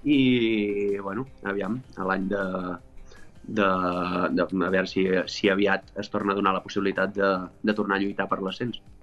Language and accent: Catalan; Palamós, Catalonia, Spain; also born or lived in French Alps; now in France; Jo vaig marxar de Palamós convençudíssim de que tornaria